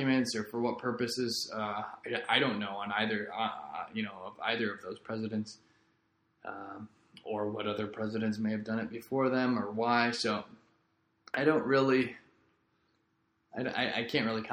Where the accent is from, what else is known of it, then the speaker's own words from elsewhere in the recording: Rockwood School District, Missouri, United States; now in Florida, United States; my hometown, Rockwood School District in Missouri